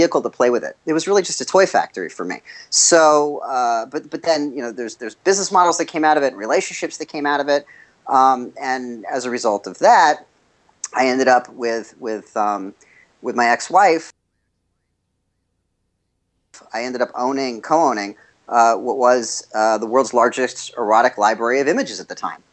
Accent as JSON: {"language": "English", "town": "Los Angeles", "region": "California", "country": "United States", "tie": "born or raised there", "said": "I grew up in Los Angeles"}